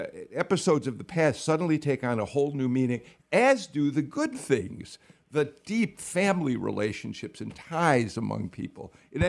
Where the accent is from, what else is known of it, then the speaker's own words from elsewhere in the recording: Chicago, Illinois, United States; now in Georgia, United States; I grew up in Chicago. I worked in Chicago. I came here and I didn't quite understand what to make of the legacy of slavery and Jim Crow